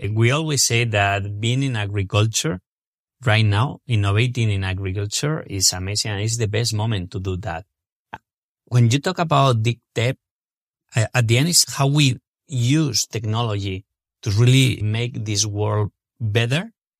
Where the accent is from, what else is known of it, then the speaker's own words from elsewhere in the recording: Spain; English is a second language; moved away as an adult; now in United States; Alberto Acedo, my co-founder and myself, we're originally from Spain and we decided to move to the States